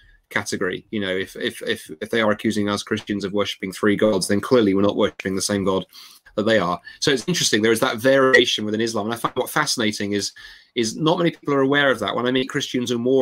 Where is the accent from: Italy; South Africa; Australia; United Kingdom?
United Kingdom; London; I grew up in London, a very multicultural city